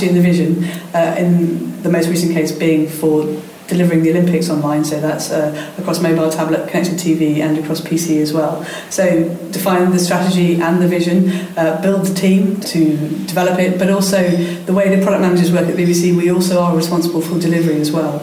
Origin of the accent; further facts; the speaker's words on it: London, United Kingdom; in London, in my hometown